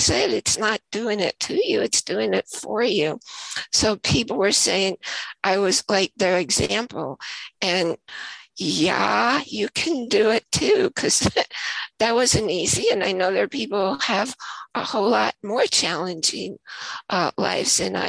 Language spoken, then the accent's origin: English; New York, United States; moved away; also born or lived in Idaho; I was also from New York, but we both lived in Idaho at the same time.